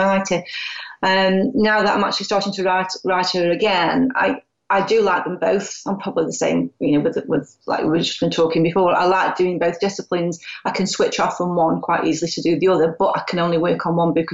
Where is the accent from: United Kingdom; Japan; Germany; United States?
United Kingdom; obviously with being British, quite British, and obviously working class